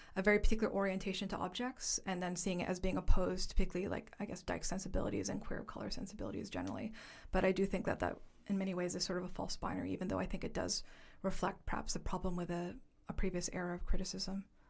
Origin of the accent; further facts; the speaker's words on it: Toronto, Ontario, Canada; moved away as an adult; also born or lived in Halifax / Upstate New York / Vancouver; now in London, United Kingdom; I am from Canada, specifically from Toronto, so a Chinese diasporic settler in Haudenosaunee territory